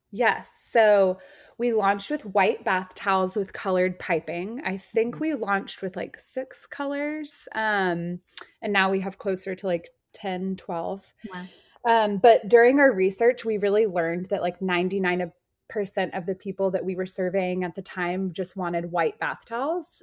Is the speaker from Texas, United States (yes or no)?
yes; Austin, Texas, United States; I grew up in Austin, Texas.